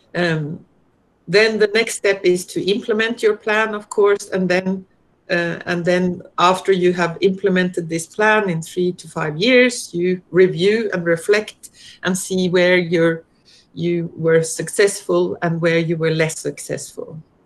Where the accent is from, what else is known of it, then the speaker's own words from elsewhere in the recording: Norway; moved away as an adult; now in Australia; I'm originally from Norway